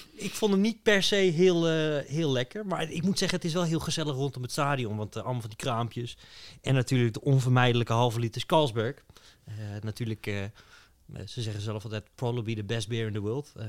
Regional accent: Utrecht, Netherlands; wat ik wel heel leuk vond als Utrechter

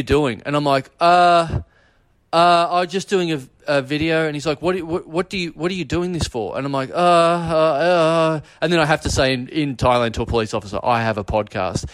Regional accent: Melbourne, Victoria, Australia; I'm from Melbourne

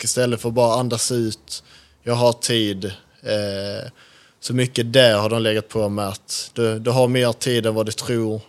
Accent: Skåne, Sweden; moved away; jag är från Skåne

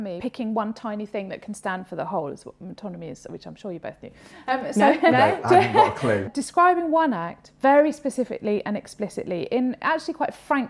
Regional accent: United Kingdom; we're British

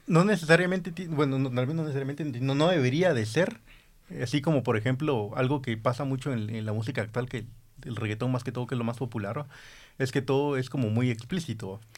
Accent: Guatemala; also born or lived in Honduras; tenemos identidad aquí como guatemaltecos

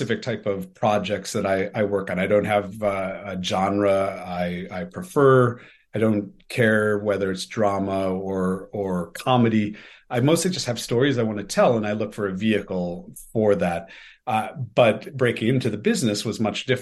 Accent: Detroit, Michigan, United States; moved away as an adult; also born or lived in Los Angeles; I grew up in Detroit. I'm half Australian and half American, but grew up in Detroit

